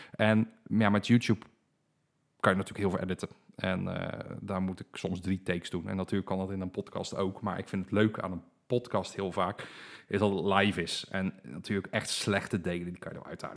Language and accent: Dutch; Dordrecht, South Holland, Netherlands; Ik ben geboren en getogen in Dordrecht. Daar woon ik nog steeds